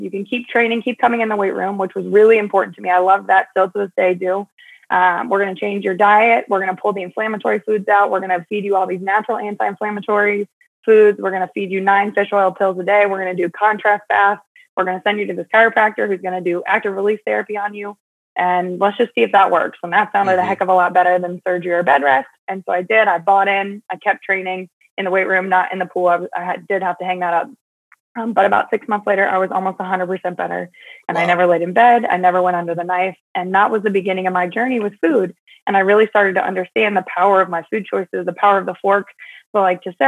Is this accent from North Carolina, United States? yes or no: yes; Huntersville, North Carolina, United States; I'm actually from Huntersville. I think me and three other people are actually from Huntersville, but yes, I was born and raised here